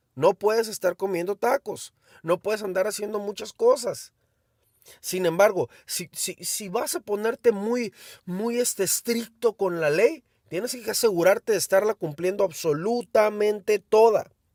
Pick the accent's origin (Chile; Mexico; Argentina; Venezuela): Mexico; Soy mexicano.